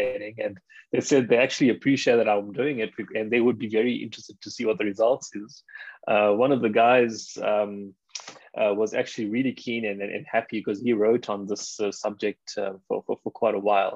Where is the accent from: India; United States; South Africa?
South Africa; growing up in South Africa, being a South African, playing the game